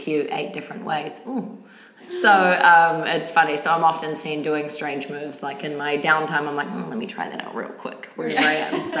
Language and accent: English; New Zealand; now in New York, United States; I do, but I'm still very much like a Kiwi.